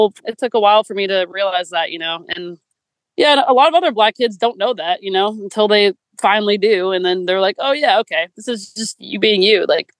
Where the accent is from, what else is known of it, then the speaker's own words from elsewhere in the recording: Seattle, Washington, United States; I grew up in Seattle